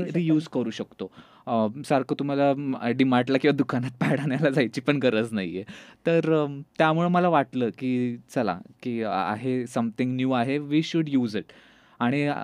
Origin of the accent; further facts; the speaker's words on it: Satara, Maharashtra, India; now in Pune, India; मी जरी आत्ता पुण्यात असलो तरी मी जसं तू बोलली मी बेसिकली साताऱ्याचं आहे आणि सातारला एका छोट्याशा गावातून